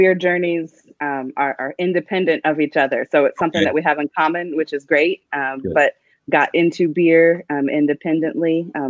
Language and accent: English; Frederick, Maryland, United States; shout out my hometown.